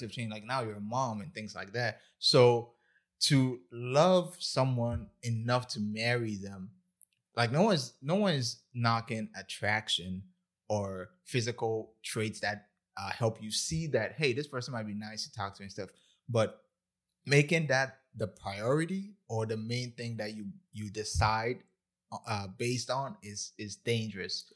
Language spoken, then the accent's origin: English; Ghana; I'm Ghanaian